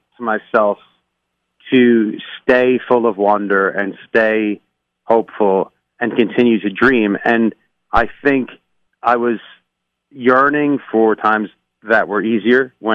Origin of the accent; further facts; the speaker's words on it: New York, United States; now in Los Angeles, United States; And I'm an East Coast guy. I grew up in New York